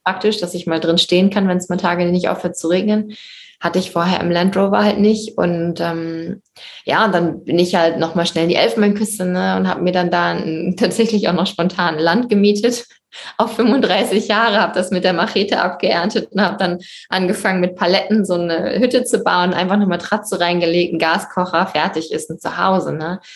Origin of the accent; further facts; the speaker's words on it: Germany; now in Morocco; als Deutsche